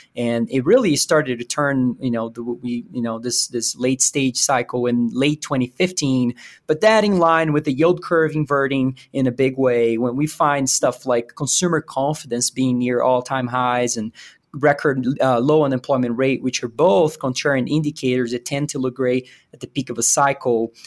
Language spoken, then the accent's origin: English; Brazil; moved away as an adult; also born or lived in Virginia, United States / St. Louis, United States; now in Denver, United States; I was born and raised in Brazil. I moved to the U S